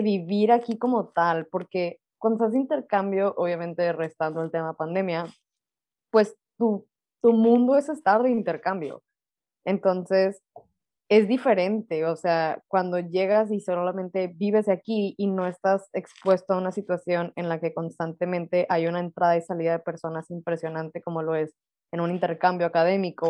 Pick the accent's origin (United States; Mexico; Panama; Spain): Mexico; Monterrey, Nuevo León; now in Lüneburg, Germany; somos regias